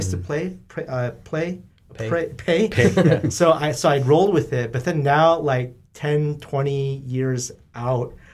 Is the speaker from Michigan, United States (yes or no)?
no; Southern California, United States; I'm from SoCal, so I went to the beach